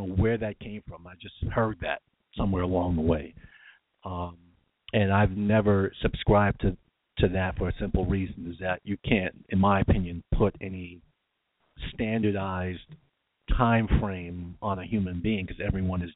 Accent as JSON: {"language": "English", "region": "New York", "country": "United States", "accent": "New York", "said": "my New York accent"}